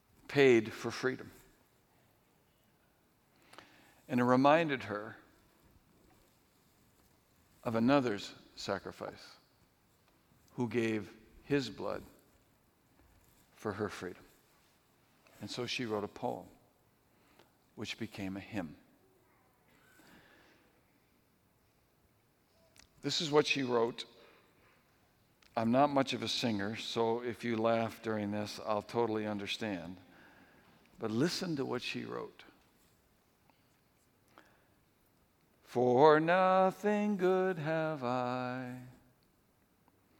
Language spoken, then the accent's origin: English; New England, United States; moved away; when I was growing up in New England, I never got out of New England